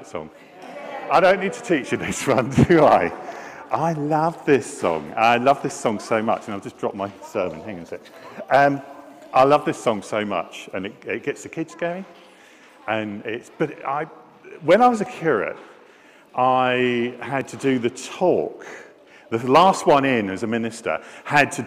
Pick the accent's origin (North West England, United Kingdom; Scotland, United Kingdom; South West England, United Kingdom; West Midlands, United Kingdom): Scotland, United Kingdom; I am Scottish